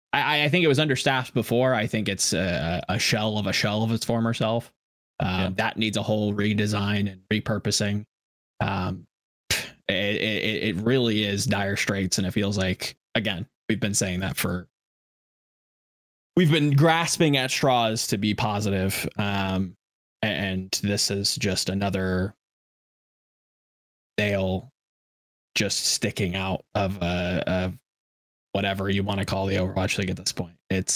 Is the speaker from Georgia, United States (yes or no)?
yes; Atlanta, Georgia, United States; I'm from Atlanta, so, you know, I got to, you know, support the Atlanta FaZe and Call of Duty and the Reign and whatnot.